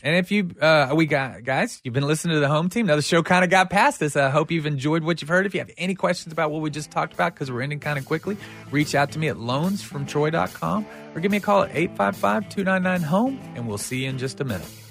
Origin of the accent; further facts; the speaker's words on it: United States; we as an American society